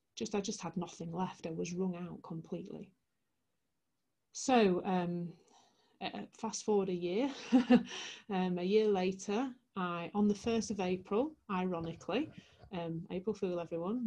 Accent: Leeds, Yorkshire and the Humber, United Kingdom; I'm from Leeds in the heart of West Yorkshire.

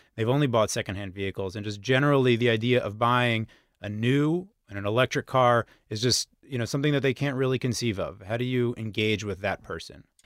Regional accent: United States; I'm American

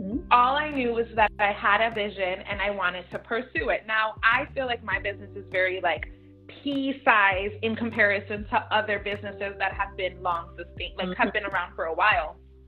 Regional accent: New York City, New York, United States; I grew up in Midtown Manhattan, and everybody's like, oh my gosh, that's like the mecca of it all.

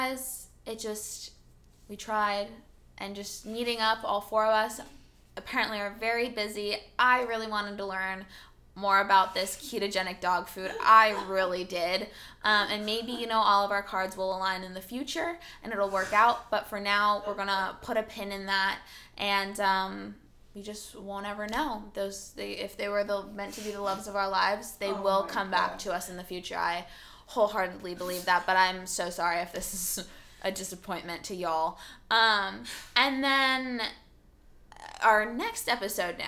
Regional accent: California, United States; English is a second language; I grew up very Californian

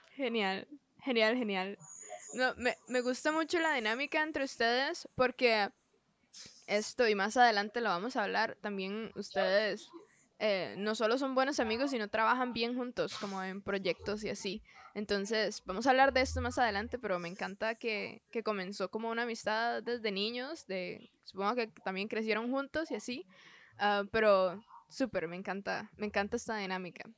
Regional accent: Costa Rica; soy de Costa Rica

